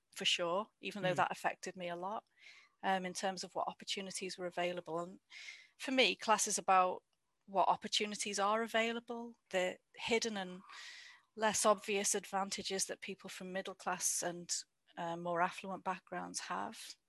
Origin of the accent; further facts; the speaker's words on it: the Wirral, North West England, United Kingdom; moved away as an adult; also born or lived in Liverpool / Derby; now in Cheshire, United Kingdom; I grew up on the Wirral, which is in between sort of Liverpool, Wales